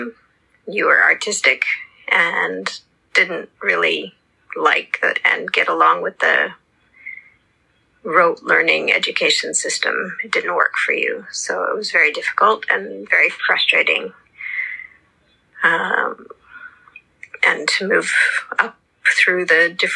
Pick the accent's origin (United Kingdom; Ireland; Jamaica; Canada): Canada; outside of Toronto, Ontario; moved away as an adult; also born or lived in Montreal, Canada / Japan; I was born in Canada, in Montreal, grew up outside of Toronto, and then moved to Japan when I was 23.